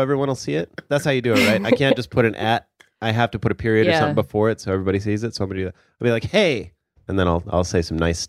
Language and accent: English; Torrance, California, United States; I go, nah, I'm from Torrance. I said it.